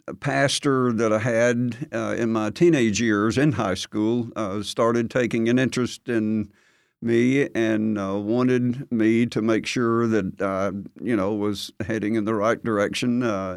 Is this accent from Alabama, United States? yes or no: yes; Gadsden, Alabama, United States; Alabama. Grew up there and a good Christian family. Dad worked at the steel plant and mom worked at home.